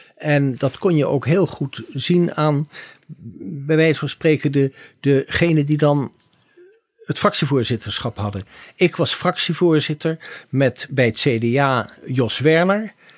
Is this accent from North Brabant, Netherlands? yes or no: no; The Hague, South Holland, Netherlands; ik kom uit het Benoordenhout. We hebben trouwens op dezelfde middelbare school gezeten